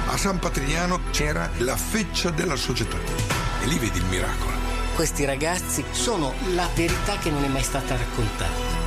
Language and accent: Dutch; North Holland, Netherlands; in de enclave in Noord-Holland waar ik ben opgegroeid